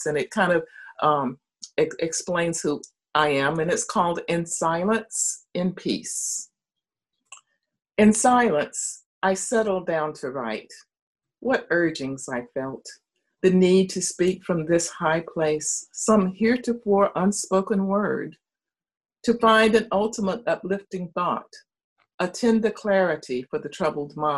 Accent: Marion, North Carolina, United States; In the mountains of North Carolina, a little town called Marion. It's my hometown, where I was born

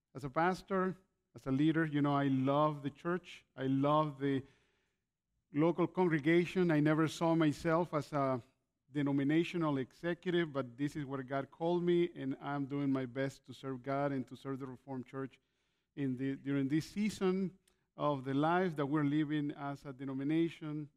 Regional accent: Nicaragua; also born or lived in Canada / California, United States; now in Grand Rapids, Michigan, United States; I was born in Nicaragua and moved to Canada in the 80s, 1987

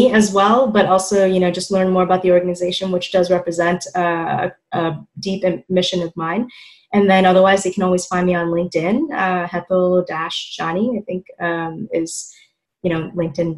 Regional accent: New York City, New York, United States; born and raised in Queens

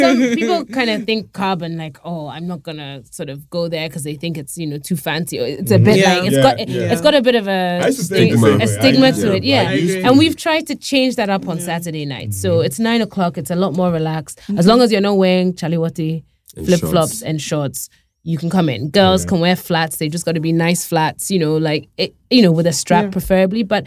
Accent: Accra, Greater Accra, Ghana; Jamestown is my hometown.

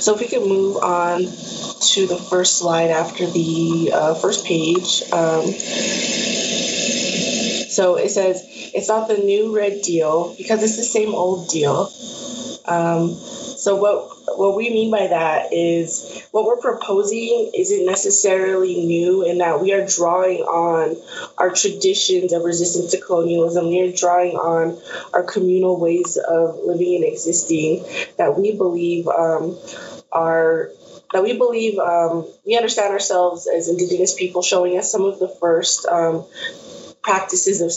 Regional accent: San Ildefonso Pueblo, New Mexico, United States; also born or lived in Albuquerque; I'm from the Pueblo of San Ildefonso. I'm Tewa from northern New Mexico.

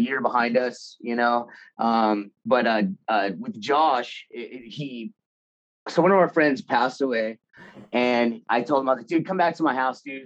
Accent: Anaheim, California, United States; I was born in Anaheim. Grew up in Anaheim

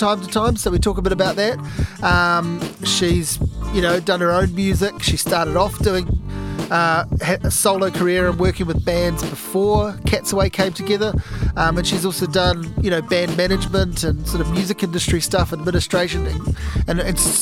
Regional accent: near Havelock North, Hawke's Bay, New Zealand; We're in the hills of Havelock North, and we're very close to where I grew up

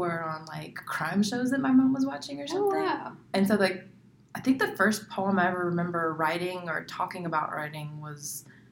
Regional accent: North Carolina, United States; moved away as an adult; now in Arizona, United States; I moved here from North Carolina. It's where I spent all my life

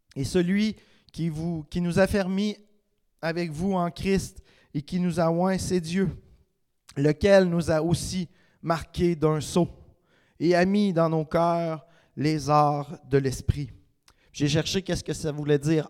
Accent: Quebec, Canada; Je suis un Québécois parce que le reste des Québécois me reconnaissent

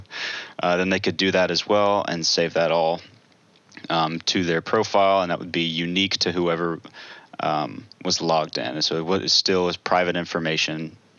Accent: Franklin, Tennessee, United States; also born or lived in Chattanooga, Tennessee; I grew up right around Middle Tennessee in Franklin

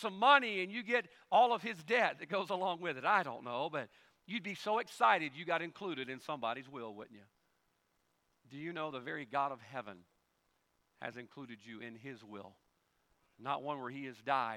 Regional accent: Carson, Mississippi, United States; also born or lived in Ponte Vedra Beach, Florida; When we moved from Ponte Vedra Beach, Florida, all the way back to the backwoods of Carson, Mississippi

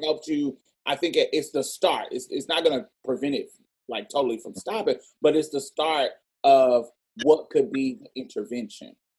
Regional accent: Texas, United States; We are from Texas

